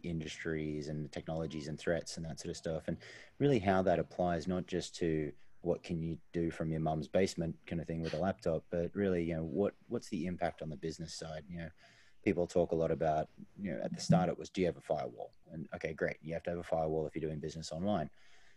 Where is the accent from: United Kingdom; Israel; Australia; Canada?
Australia; being Australian